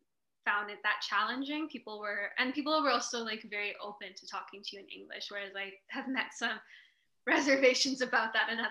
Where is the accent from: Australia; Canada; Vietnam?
Canada; born there; I was born in Canada.